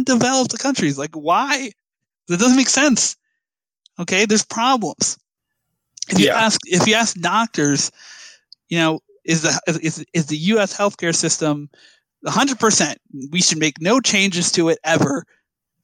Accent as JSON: {"language": "English", "region": "New Jersey", "country": "United States", "tie": "born or raised there", "said": "I grew up here. I was born here. You know, I love my home state of New Jersey"}